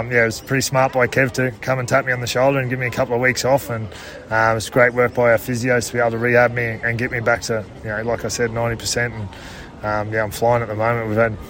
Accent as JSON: {"language": "English", "region": "Queensland", "country": "Australia", "said": "It's pretty special being a Queenslander to play at the Broncos"}